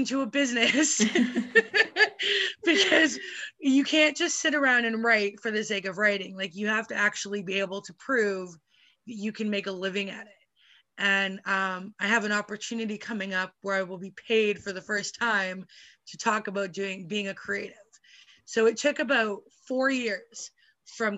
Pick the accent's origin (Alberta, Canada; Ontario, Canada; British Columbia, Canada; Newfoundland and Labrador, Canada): British Columbia, Canada; Vancouver; I would go to Vancouver, which is close to where I live